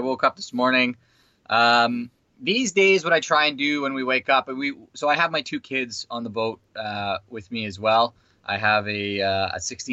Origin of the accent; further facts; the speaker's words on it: Vancouver, British Columbia, Canada; moved away as an adult; now in New Zealand; originally I'm from Canada, Vancouver. I grew up in Vancouver